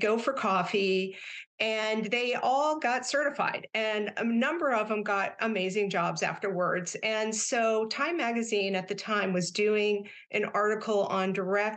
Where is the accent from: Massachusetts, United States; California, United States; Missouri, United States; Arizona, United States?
Missouri, United States; Kansas City; I grew up in Kansas City, Missouri